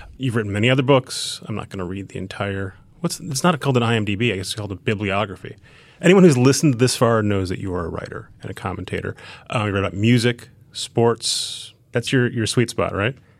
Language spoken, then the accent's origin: English; Edina, Minnesota, United States; moved away; I grew up outside Minneapolis